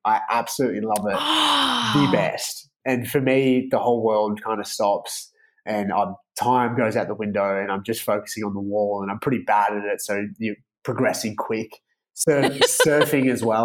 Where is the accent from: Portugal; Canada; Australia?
Australia; Melbourne, Victoria; where I grew up in Melbourne